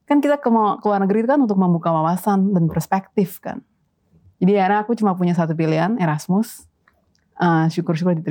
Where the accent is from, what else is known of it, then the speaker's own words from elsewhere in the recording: Jakarta, Indonesia; moved away as an adult; now in Netherlands; Lahir dan gede di Jakarta, terus pertama kali ke uh, ke Belanda itu memang buat kuliah waktu itu.